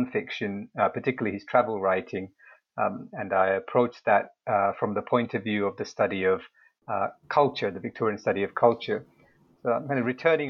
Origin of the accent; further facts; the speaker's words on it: United Kingdom; moved away as an adult; now in Seoul, South Korea; I'm originally from the United Kingdom